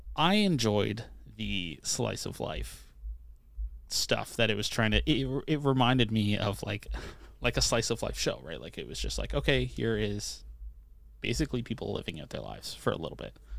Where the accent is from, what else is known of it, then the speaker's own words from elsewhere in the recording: Canada; I'm Canadian